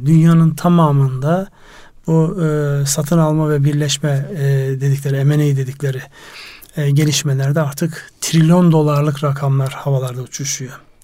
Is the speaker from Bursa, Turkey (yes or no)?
no; Konya, Turkey; memleketim orada Konya var